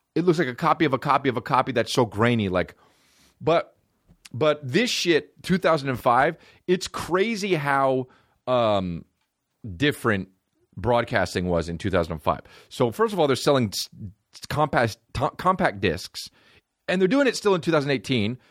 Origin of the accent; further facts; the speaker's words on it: New Jersey, United States; I'm from New Jersey